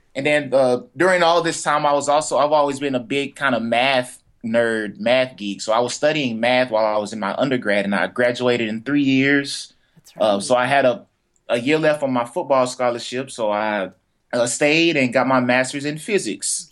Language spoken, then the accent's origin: English; Fort Worth, Texas, United States; I'm from Fort Worth, Texas, a little uh, on the south side of Fort Worth